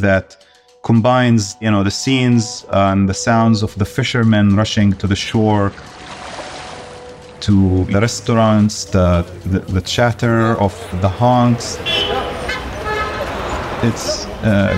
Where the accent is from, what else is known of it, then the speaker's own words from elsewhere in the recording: Deir el-Balah, Gaza Strip, Palestine; moved away; also born or lived in Morocco; my journey growing up in Deir el-Balah